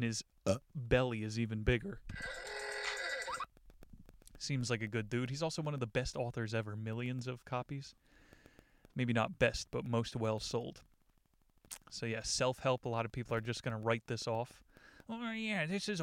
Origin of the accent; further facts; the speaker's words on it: New Jersey, United States; growing up in New Jersey